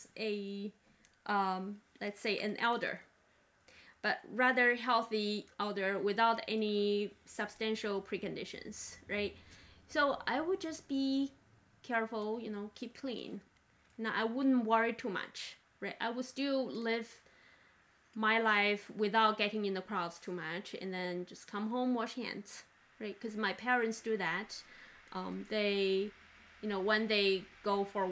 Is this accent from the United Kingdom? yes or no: no; China; now in United States; I grew up in China, and the environment I grew up was not as clean, so-called, as United States.